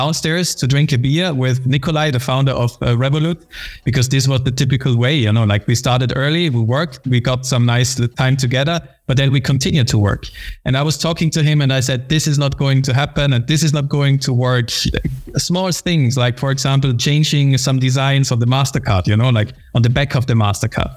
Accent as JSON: {"language": "English", "country": "Austria", "tie": "born or raised there", "also_born_or_lived": "United Kingdom", "moved": "as an adult", "said": "I was born and raised in Austria"}